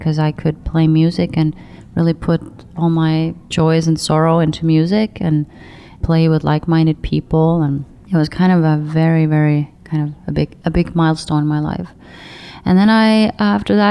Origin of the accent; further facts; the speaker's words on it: Saare County, Estonia; moved away; also born or lived in Tallinn; I'm from the biggest island called Saaremaa